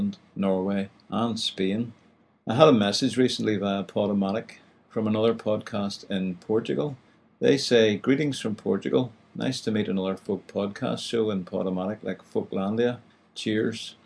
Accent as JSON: {"language": "English", "region": "Northern Ireland", "country": "United Kingdom", "said": "this blessed wee country of ours, I find I have to explain the way we talk. We mostly speak English in this part of the world, although there is actually a Gaeltacht right in the middle of Belfast"}